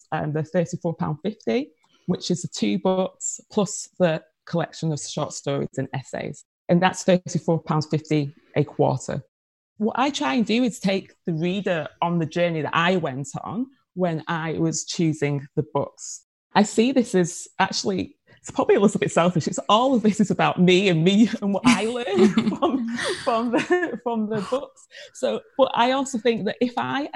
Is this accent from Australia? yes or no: no; Manchester, North West England, United Kingdom; accent: Manchester; now in London, United Kingdom; That's your Manchester accent. It is. Yes. I'm a Mancunian. It's actually my 20th anniversary in London this year